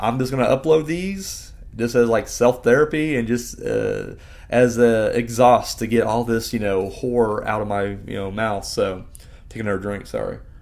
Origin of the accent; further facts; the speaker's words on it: Bedford, Indiana, United States; I'm from Bedford, Indiana